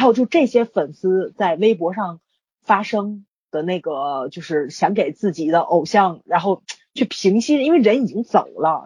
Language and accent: Chinese; Tianjin, China; 北京人在我们天津特别歧视